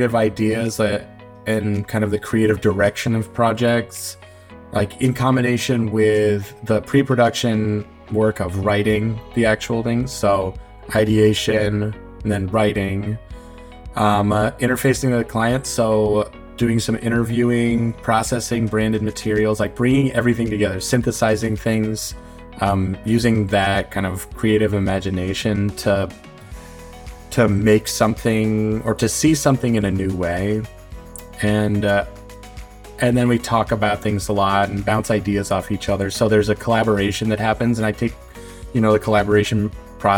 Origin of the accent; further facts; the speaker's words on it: Boston, Massachusetts, United States; moved away as an adult; now in Portland, United States; I'm from the Boston area, and I love it here